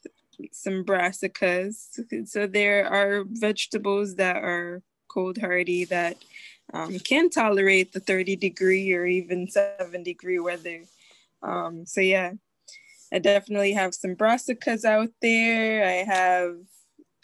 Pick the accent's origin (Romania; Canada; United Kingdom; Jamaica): Jamaica; moved away; growing up in Jamaica, you have to prepare hurricane season